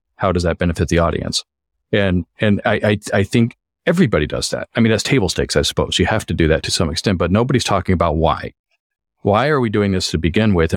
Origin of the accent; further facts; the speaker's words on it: Colorado, United States; moved away as an adult; now in Los Angeles, United States; I grew up in Colorado and moved out to L A about, well, it's hard to say, but I think about twenty years ago